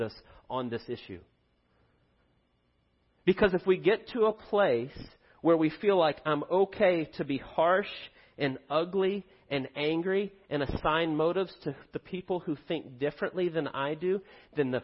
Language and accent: English; United States; We are blessed beyond belief to live in the United States